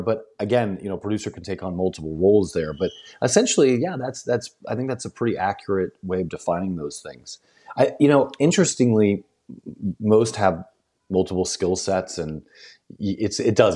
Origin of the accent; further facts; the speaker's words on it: St. Louis, Missouri, United States; moved away; also born or lived in the Ozarks / Northeast Arkansas / West Tennessee / Memphis; I grew up right outside Saint Louis